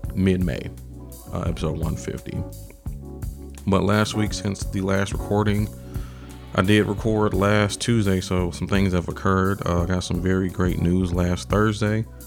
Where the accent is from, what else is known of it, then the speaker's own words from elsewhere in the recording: Atlanta, Georgia, United States; I'm a kid from Atlanta